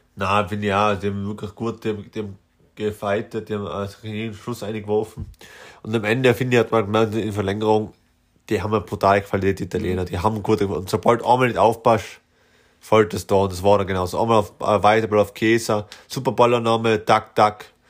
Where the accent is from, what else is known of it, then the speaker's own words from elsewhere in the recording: Austria; als Österreicher